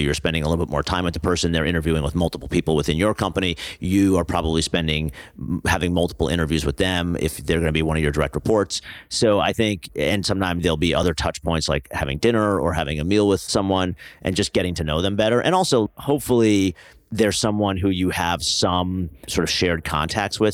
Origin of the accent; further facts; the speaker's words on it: New Jersey, United States; also born or lived in Pennsylvania / New York City; So I grew up in New Jersey